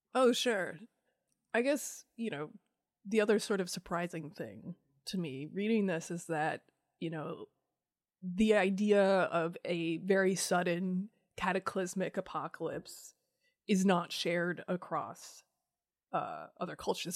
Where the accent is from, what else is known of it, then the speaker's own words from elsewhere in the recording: Iowa, United States; I grew up in Iowa